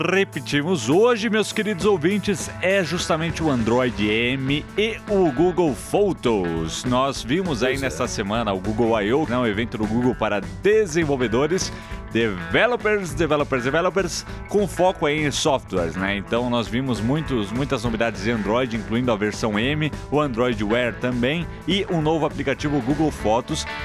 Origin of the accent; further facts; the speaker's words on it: Machado, Minas Gerais, Brazil; Não, eu sou de Machado.